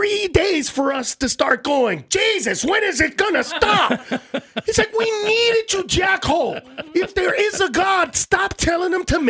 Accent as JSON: {"language": "English", "region": "California", "country": "United States", "said": "I'm from California."}